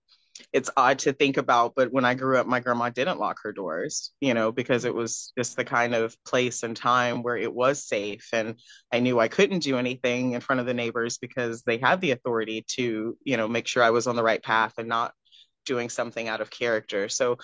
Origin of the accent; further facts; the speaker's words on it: Cary, North Carolina, United States; also born or lived in Houston; now in Raleigh, United States; I'm originally from Houston, Texas, yes, but I grew up between Texas and North Carolina, so I'm presently in Raleigh, North Carolina, but I grew up in Cary, North Carolina, in between.